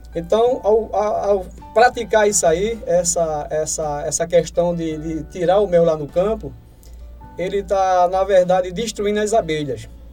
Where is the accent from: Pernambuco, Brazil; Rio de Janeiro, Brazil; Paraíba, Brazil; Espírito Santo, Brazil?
Pernambuco, Brazil; Lagoa do Carro; lá na minha cidade mesmo, em Lagoa do Carro